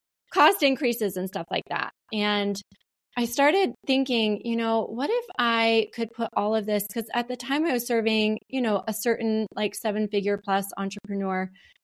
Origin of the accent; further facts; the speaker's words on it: Montana, United States; I grew up in Montana as well.